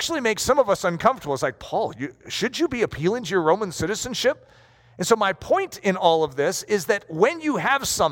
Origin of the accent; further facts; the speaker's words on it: United States; as American citizens